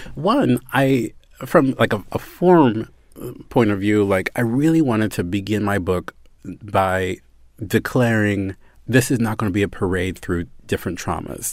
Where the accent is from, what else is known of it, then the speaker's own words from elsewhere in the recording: Baltimore, Maryland, United States; I'm from Baltimore